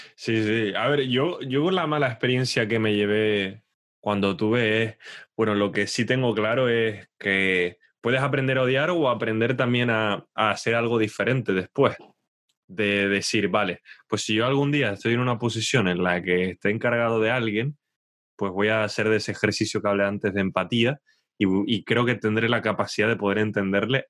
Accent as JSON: {"language": "Spanish", "country": "Spain", "moved": "yes", "lives_now": "England, United Kingdom", "said": "no me siento totalmente inglés. Pero cuando vuelvo a España"}